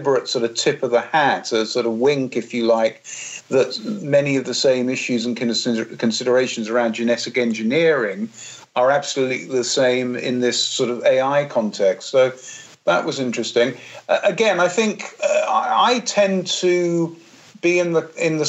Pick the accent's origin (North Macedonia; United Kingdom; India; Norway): United Kingdom; England; when I was growing up in England in the 70s and 80s